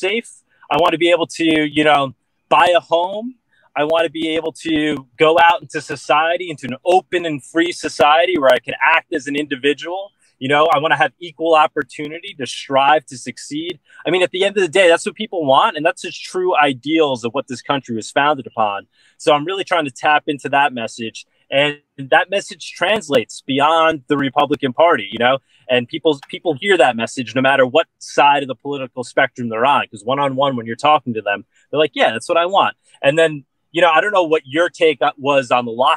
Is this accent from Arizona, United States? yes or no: no; Long Island, New York, United States; born and raised on Long Island